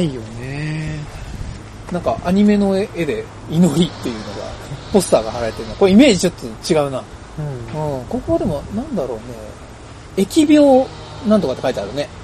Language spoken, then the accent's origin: Japanese; Tokorozawa, Saitama, Japan; 僕らはね所沢出身なんですよ